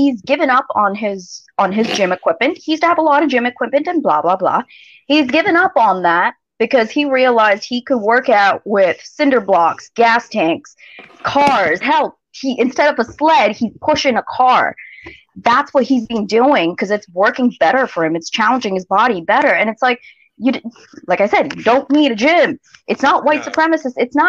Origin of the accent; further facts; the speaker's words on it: India; now in Ontario, Canada; I'm Indian.